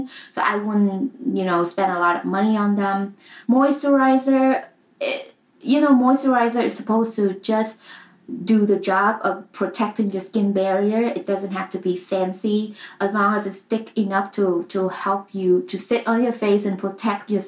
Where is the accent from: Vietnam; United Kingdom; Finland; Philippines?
Vietnam; moved away; I grew up in Vietnam